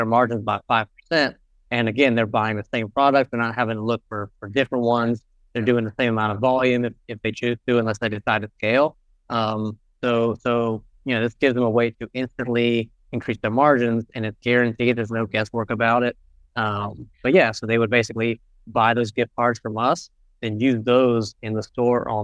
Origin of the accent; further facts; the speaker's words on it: Charlotte, North Carolina, United States; I'm originally from Charlotte, North Carolina, here in the U.S.